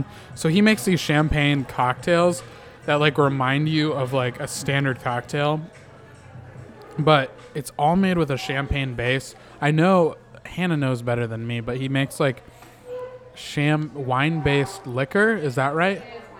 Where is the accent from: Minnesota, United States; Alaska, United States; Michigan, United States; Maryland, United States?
Minnesota, United States; moved away; I'm from the Midwest originally. Oh, yeah, where at? In Minnesota.